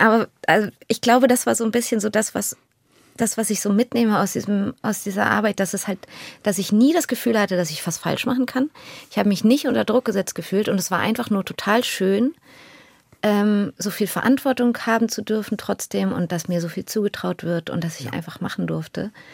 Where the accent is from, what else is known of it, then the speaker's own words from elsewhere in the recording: Berlin, Germany; Ich bin in Deutschland geboren